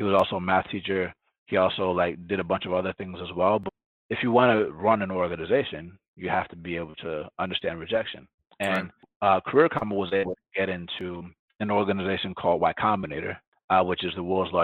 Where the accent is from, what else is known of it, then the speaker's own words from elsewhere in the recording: Atlanta, Georgia, United States; first language Spanish; English is a second language; moved away; growing up in Atlanta, Georgia, I'm black